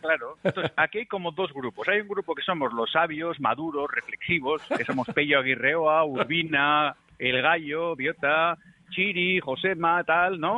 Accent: Mondragón, Basque Country, Spain; Chosa es de mi pueblo, es de, de Mondragón.

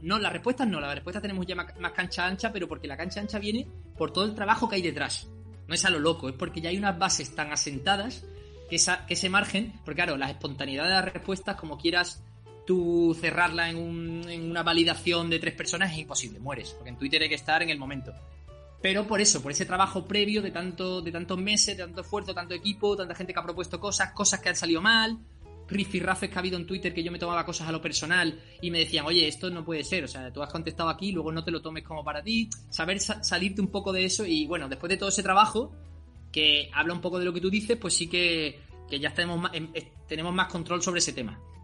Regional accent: El Puerto de Santa María, Andalusia, Spain; also born or lived in Seville; yo soy del puerto de Santa María, de Cádiz, pero yo he vivido en Sevilla, nací en Sevilla, de hecho, aunque luego me fui ya de chiquitito

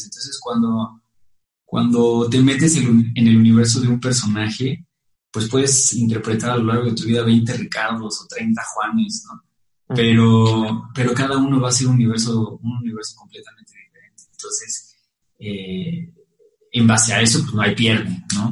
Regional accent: Mexico

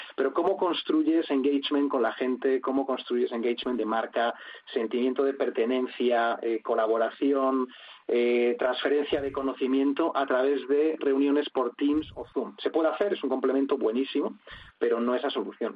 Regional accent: Spain; como además español

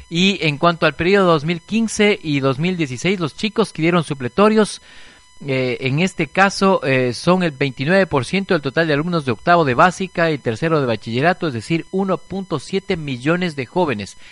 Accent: Ecuador; nosotros también como ciudadanos ecuatorianos

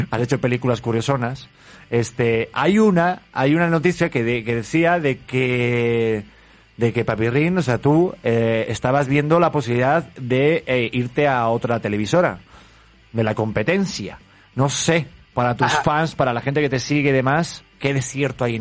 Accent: Mexico; Yo soy más mexicano que el chile y el nopal.

